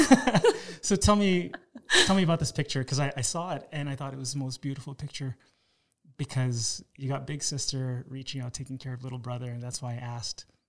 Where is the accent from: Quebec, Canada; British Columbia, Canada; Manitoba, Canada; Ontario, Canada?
Ontario, Canada; Toronto; I was raised in Toronto